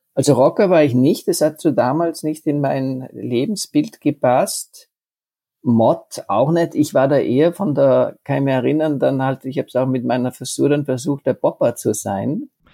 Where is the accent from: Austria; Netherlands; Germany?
Austria; Tyrol; Bayer und Tiroler, wir sind ja uns ja doch dann sehr ähnlich